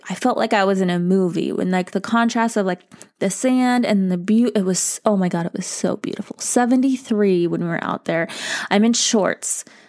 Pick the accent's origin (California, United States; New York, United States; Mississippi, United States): California, United States; Bakersfield; I'm from Bakersfield, and none of that was there.